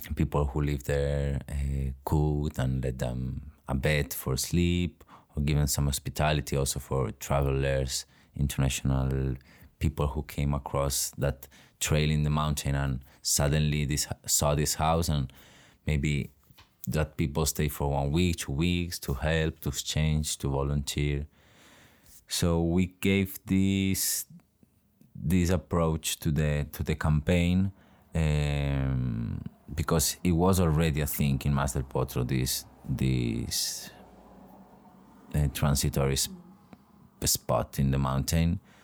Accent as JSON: {"language": "English", "town": "Cocentaina", "region": "Valencian Community", "country": "Spain", "also_born_or_lived": "Navarre", "said": "I'm from Cocentaina, that it's a little town in the Valencian community, very near Alicante."}